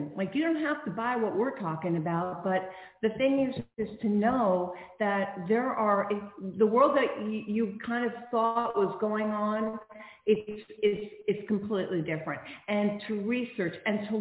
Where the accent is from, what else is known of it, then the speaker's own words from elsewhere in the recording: Long Island, New York, United States; I grew up on Long Island